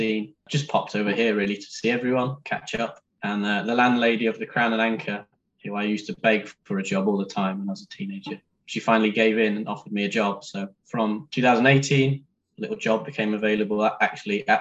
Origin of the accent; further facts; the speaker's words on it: Harrogate, Yorkshire and the Humber, United Kingdom; I grew up in Harrogate, which is very near the red kite release site.